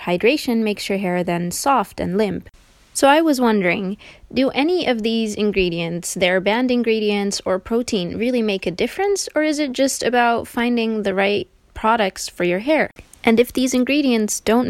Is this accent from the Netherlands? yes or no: yes; Netherlands; I'm from the Netherlands